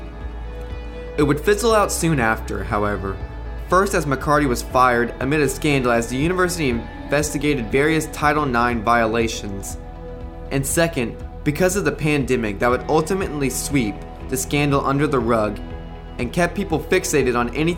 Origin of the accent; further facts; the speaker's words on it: Chandler, Indiana, United States; I grew up in Chandler, 15 minutes away from Evansville